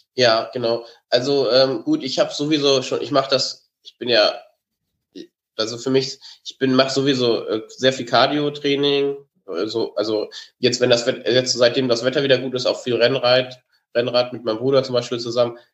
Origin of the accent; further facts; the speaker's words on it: Germany; als Deutscher